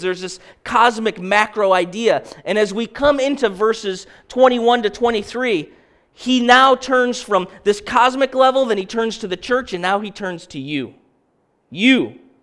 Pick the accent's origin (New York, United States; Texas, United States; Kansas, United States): New York, United States; Baldwinsville; I'm from Baldwinsville